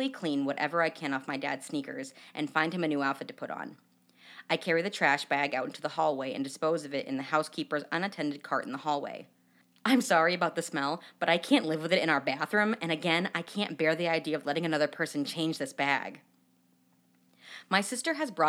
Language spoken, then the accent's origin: English; New Hampshire, United States; now in Chicago, United States; I'm from New Hampshire